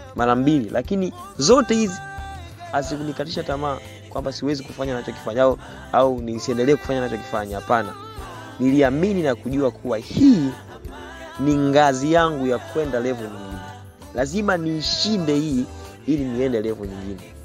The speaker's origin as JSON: {"language": "Swahili", "town": "Songea", "region": "Ruvuma", "country": "Tanzania", "tie": "born or raised there", "said": "Nimezaliwa Songea, uh, tarehe 25 mwezi wa"}